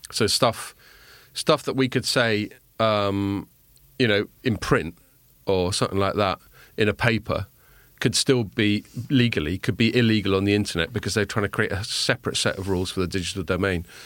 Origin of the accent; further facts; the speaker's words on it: England, United Kingdom; when I was a kid growing up in England